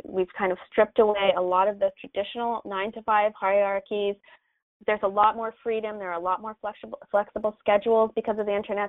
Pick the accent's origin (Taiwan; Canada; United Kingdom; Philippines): Canada; now in Los Angeles, United States; I am from Canada. I'm a Canadian living in Los Angeles.